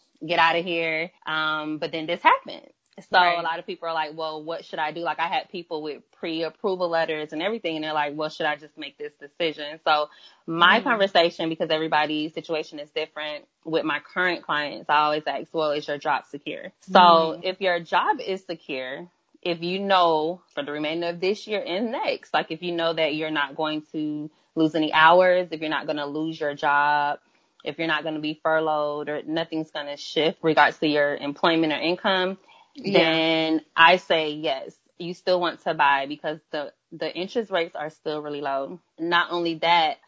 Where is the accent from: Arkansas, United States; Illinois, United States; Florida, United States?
Florida, United States; Miami; now in Atlanta, United States; I am originally from Miami, Florida, but I am based in Atlanta, Georgia at the time.